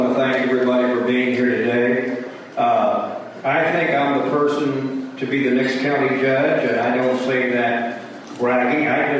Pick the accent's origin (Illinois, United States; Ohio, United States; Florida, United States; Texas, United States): Texas, United States; Schulenburg; I grew up here in Schulenburg and make my home. My wife and I live in Swissel.